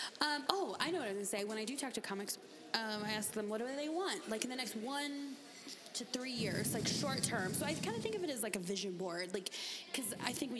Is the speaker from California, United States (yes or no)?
yes; San Diego, California, United States; also born or lived in Arizona; In San Diego, I'm from San Diego, but in Arizona also